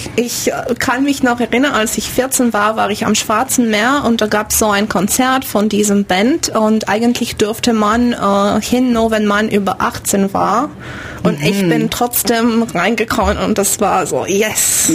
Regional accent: Timișoara, Timiș County, Romania; German is a second language; moved away as an adult; also born or lived in Bremen / Dortmund / Canada; now in Ulm, Germany; Banat, ich komme aus Temeschwar im, im Westen

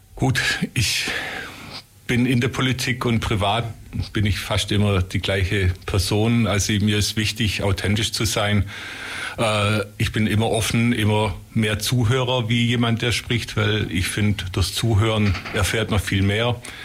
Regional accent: Ulm, Baden-Württemberg, Germany; weil ich bin in Ulm groß geworden

